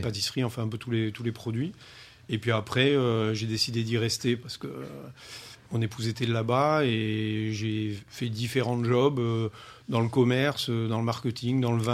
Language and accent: French; France; ma famille a atterri en 62. Hein. moi, j'étais tout petit à l'époque. Et c'est là où j'ai grandi.